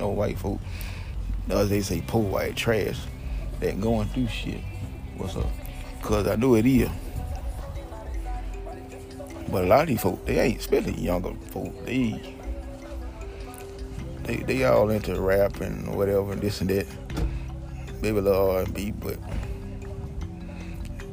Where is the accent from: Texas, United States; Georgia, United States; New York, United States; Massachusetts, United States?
Georgia, United States; also born or lived in Homestead, Florida; Back here in Georgia. I'm from Georgia anyway.